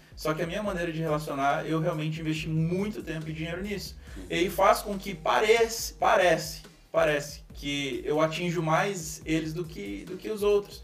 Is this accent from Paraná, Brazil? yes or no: yes; Foz do Iguaçu, Paraná, Brazil; eu moro numa tríplice fronteira, sou de Foz do Iguaçu, interior do, do Paraná